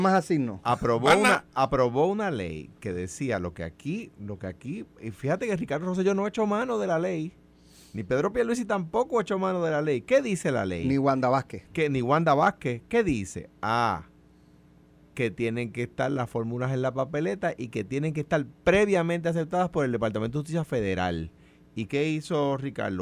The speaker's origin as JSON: {"language": "Spanish", "country": "Puerto Rico"}